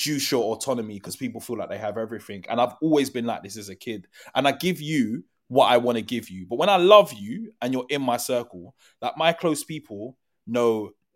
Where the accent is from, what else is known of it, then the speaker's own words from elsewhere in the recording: London, United Kingdom; I grew up in New Cross, Southeast London